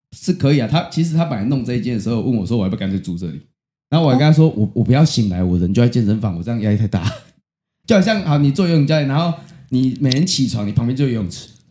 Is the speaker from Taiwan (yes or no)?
yes; Chiayi, Taiwan; 因为我是嘉义的